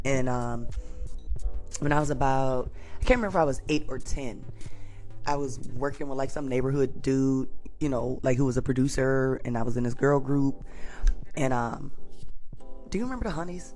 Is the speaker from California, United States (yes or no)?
no; Detroit, Michigan, United States; I'm from Detroit